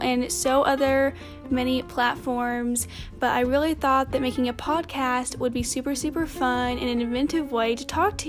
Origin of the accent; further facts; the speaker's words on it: Tennessee, United States; I am 17 and I'm in Tennessee right now because I live in Tennessee and I'm from Tennessee.